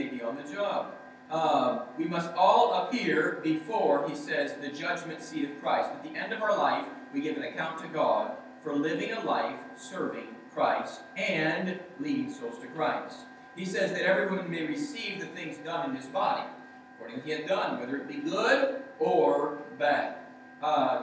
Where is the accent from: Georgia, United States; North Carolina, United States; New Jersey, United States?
Georgia, United States; Growing up in Georgia in our church